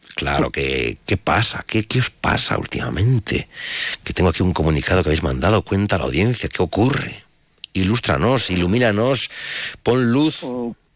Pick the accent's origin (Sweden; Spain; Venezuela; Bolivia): Spain; Ampudia, Castile and León; yo, en mi pueblo, donde ahora en Ampudia